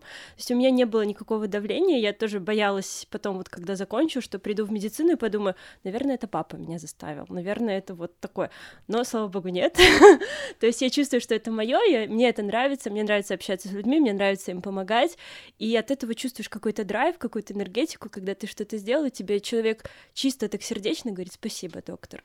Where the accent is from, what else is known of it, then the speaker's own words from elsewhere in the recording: Minsk, Belarus; also born or lived in Grodno; Сама я вообще из Минска, поехала в Гродно